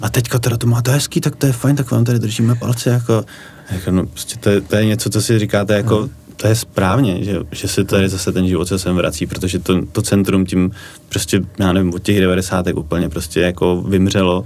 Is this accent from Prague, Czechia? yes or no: yes; Prague, Czechia; já jsem ze Strašnic